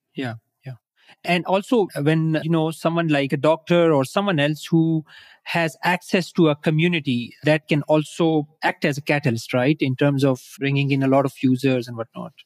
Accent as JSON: {"language": "English", "country": "Pakistan", "said": "I'm from Pakistan. I'm based here"}